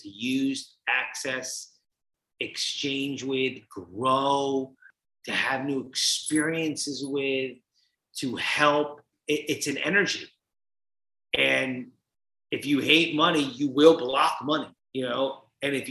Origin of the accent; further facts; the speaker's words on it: New Jersey, United States; I grew up in Jersey.